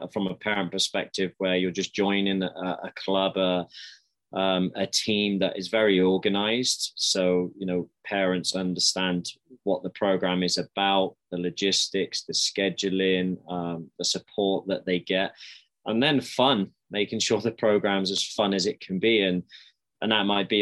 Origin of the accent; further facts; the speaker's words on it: Swindon, South West England, United Kingdom; moved away as an adult; now in Calgary, Canada; I grew up in Swindon in the UK in the southwest